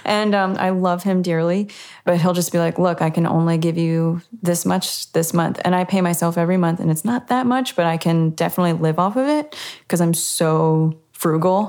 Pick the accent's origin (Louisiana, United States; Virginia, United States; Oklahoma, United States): Virginia, United States; Virginia Beach; also born or lived in Richmond, Virginia; now in Nashville, United States; where I grew up in the Virginia Beach, Norfolk, Virginia area